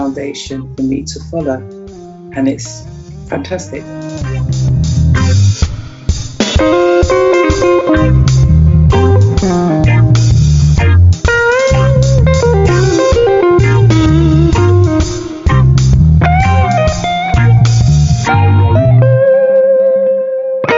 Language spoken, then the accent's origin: English; Oyo, Nigeria; I come from Oyo